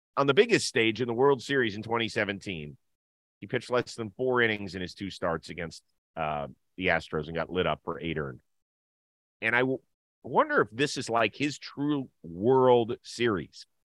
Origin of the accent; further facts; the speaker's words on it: United States; I'm American